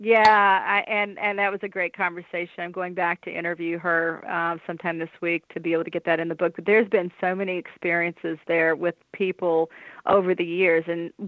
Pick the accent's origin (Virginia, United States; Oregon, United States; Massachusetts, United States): Massachusetts, United States; now in Indiana, United States; I come from Massachusetts, where there were a lot of opportunities for people who are interested in the paranormal to experience it firsthand. And I haven't found that much in Indiana since I've been back.